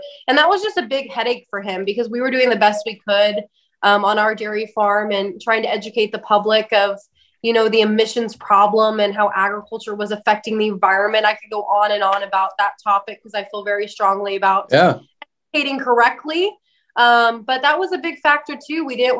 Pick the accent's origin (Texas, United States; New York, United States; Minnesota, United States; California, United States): California, United States; We actually have not been in Tennessee very long, only 9 years. But we came from the Central Valley in California.